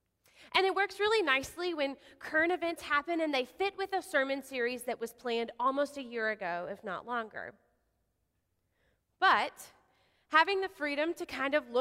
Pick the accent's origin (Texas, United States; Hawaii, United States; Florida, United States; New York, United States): Texas, United States; Odessa; moved away; I grew up in West Texas, out in Odessa